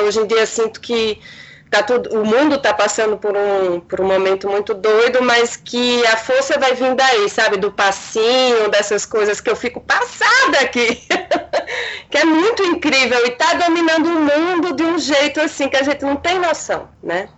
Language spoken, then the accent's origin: Portuguese; Olinda, Pernambuco, Brazil; moved away as an adult; also born or lived in Recife / Janga, Paulista; now in São Paulo, Brazil; Eu sou recifense, certo? Mas eu sempre morei em Olinda, na Cidade Alta